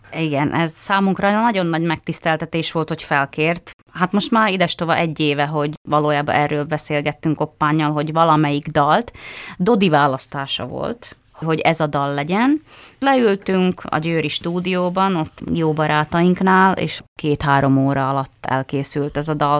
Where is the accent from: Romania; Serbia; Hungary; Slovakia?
Slovakia; Tvrdošovce, Nitra Region; az én szülőfalumban Tardoskedden